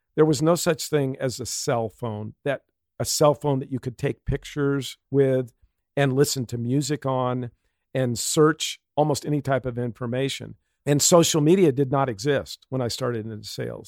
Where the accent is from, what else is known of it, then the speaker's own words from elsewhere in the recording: Pasadena, California, United States; I was born in Pasadena, grew up, went to a Catholic, uh, elementary school, Saint Elizabeth